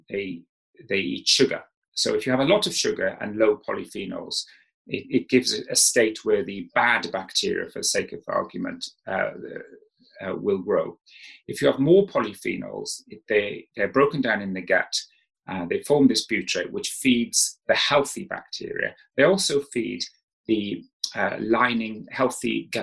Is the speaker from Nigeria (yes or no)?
no; South Wales, United Kingdom; I grew up in South Wales